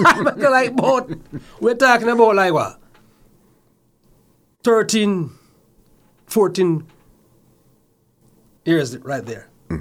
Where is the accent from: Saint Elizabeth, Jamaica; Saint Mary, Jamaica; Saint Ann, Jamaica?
Saint Mary, Jamaica; My early childhood is in the parish of St. Mary.